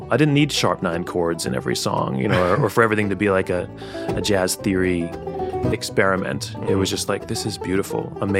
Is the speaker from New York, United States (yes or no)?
yes; New York City, New York, United States; I'm from Brooklyn, New York